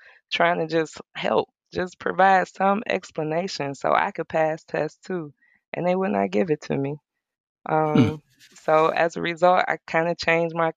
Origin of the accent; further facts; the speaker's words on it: Detroit, Michigan, United States; moved away as an adult; now in Myrtle Beach, United States; growing up in Detroit in that area